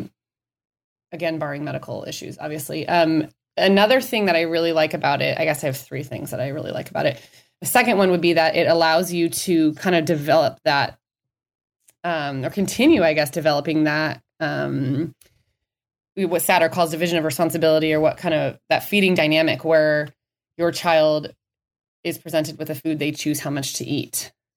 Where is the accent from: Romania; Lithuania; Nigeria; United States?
United States; Minnesota; now in Scottsdale, United States; I grew up in Minnesota